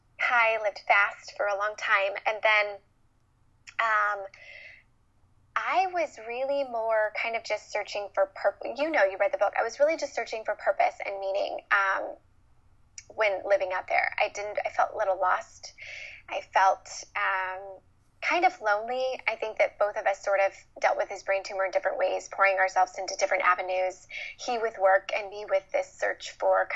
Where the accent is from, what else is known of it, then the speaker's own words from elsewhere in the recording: Midwest, United States; moved away as an adult; also born or lived in Los Angeles; I was born and raised in the Midwest